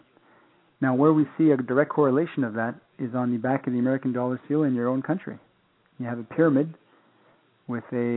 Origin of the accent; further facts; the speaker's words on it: Saskatchewan area, Canada; I'm Plains Cree from the Saskatchewan area in Canada, and my mother is French-Canadian, so I have a dual heritage background.